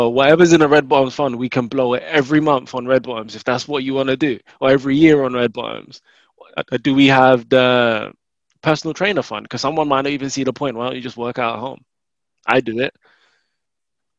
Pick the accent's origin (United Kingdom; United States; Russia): United Kingdom; London; I'm from North London